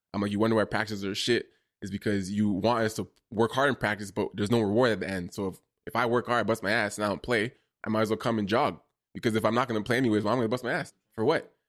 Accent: Toronto, Ontario, Canada; also born or lived in Ottawa; I'm from Toronto

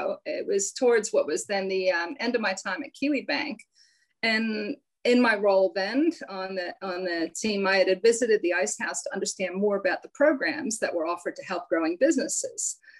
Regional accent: Pennsylvania, United States; accent: hybrid accent; So I'm from the East Coast of the US, outside of Philadelphia, but I've been here a long time. So yeah, I have this hybrid accent

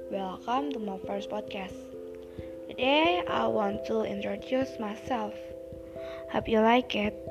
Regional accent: Semarang, Central Java, Indonesia; I was born in Semarang, August 15, 2007.

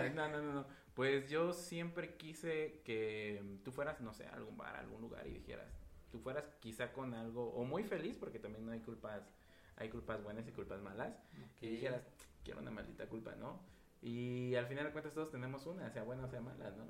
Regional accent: Nejapa / Oaxaca mezcal town, Mexico; iniciamos una maquila en Neuatlán, de donde soy, con mi familia

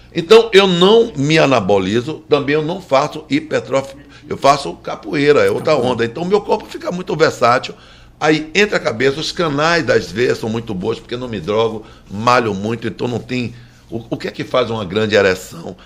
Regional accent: Baixa de Quintas, Bahia, Brazil; eu vim de Baixa de Quinta

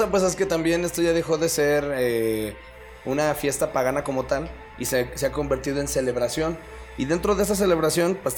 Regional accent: Mexico; porque pues Hashtag somos mexicanos y tenemos que celebrar.

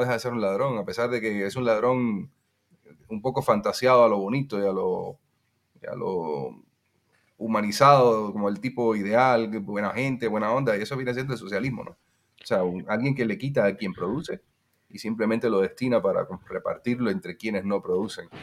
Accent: Cuba; moved away; also born or lived in Guatemala; cuando yo me fui a Guatemala, la opinión que había eh, en Cuba

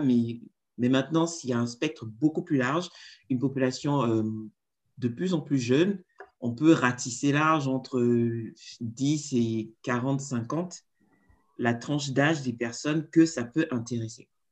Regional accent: Cameroon; now in Congo; je suis camerounaise basée au Congo

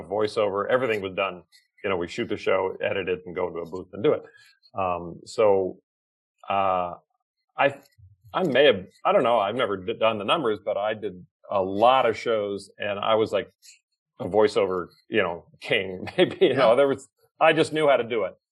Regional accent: the South, United States; moved away; also born or lived in California; in the South where I was born

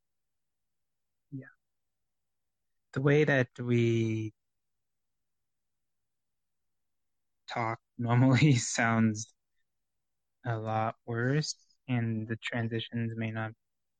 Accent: California, United States; we grew up in California

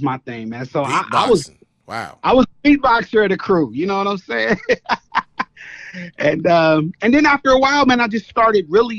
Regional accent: Columbus, Ohio, United States; I got known for all the stuff I did with cats in Cincinnati, but I'm actually from Columbus

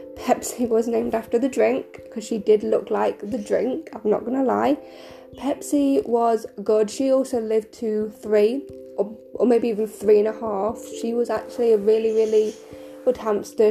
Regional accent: United Kingdom; I am 25, and I'm from the United Kingdom.

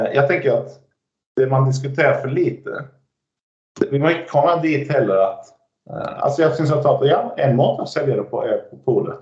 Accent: Skåne, Sweden; Norwegian is a second language; now in Norway; I Skåne så bruker vi se at vi er, vi er ikke svensker, vi er ikke dansker, vi er skåninger.

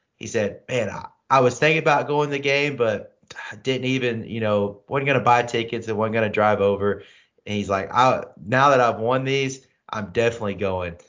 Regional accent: St. Louis, Missouri, United States; I'm from Saint Louis

